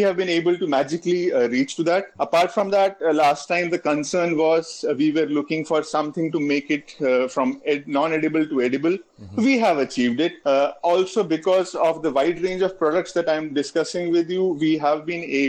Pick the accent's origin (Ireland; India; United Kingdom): India; being an Indian